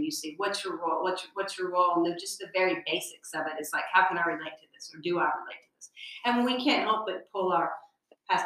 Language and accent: English; Georgia, United States; I was born and raised in Georgia